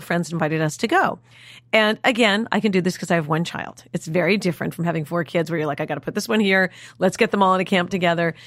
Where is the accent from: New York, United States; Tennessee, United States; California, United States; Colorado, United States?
New York, United States; New York City; we grew up in New York City.